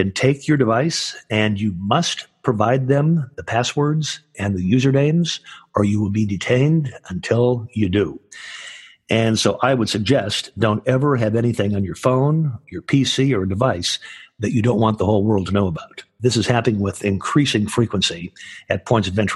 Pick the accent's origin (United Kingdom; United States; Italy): United States; Michigan; now in California, United States; that's where I'm originally from